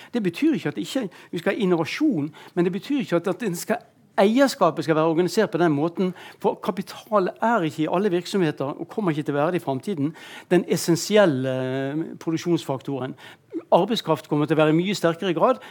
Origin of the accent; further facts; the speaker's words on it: Bergen, Vestland, Norway; jeg kom fra Bergen